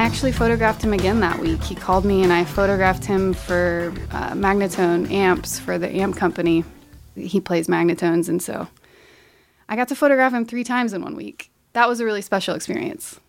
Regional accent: Marion, Ohio, United States; I grew up in Marion, Ohio, youngest of four, in a very musical family

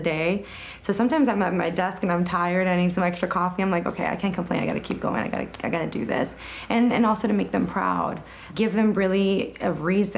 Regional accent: Los Angeles, California, United States; growing up in South Central Los Angeles

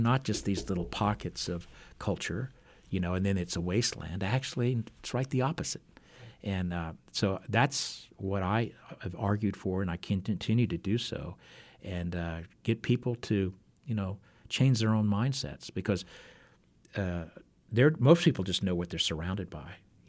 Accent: Alabama, United States; now in Arkansas, United States; I'm originally from Alabama, but I've been fighting ever since I moved to Arkansas.

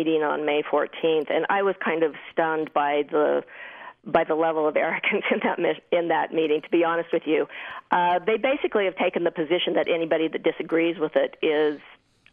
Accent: Tooele, Utah, United States; also born or lived in New York City / Escalante, Utah; I grew up in Tooele

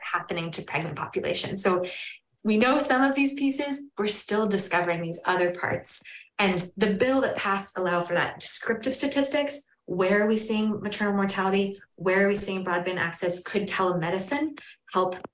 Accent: New Hampshire, United States; And I'm from New Hampshire. I'm originally from a rural area

